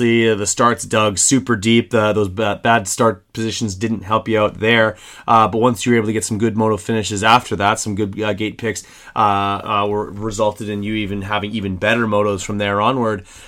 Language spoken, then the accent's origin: English; Canada; me as a Canadian